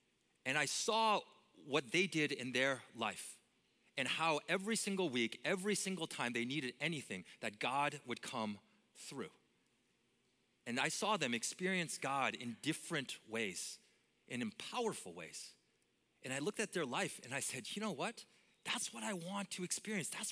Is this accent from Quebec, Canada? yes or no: no; Vancouver, British Columbia, Canada; moved away as an adult; also born or lived in Minneapolis area; I grew up in Canada, and I grew up in Vancouver, the most beautiful city on earth